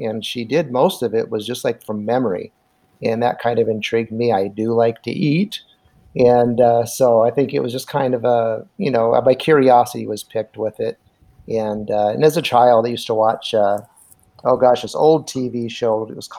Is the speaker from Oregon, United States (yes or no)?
no; Anaheim, California, United States; now in Nebraska, United States; we're both from Southern California. I'm from Anaheim, and I've been basically hunting, fishing my whole life. My father was from Nebraska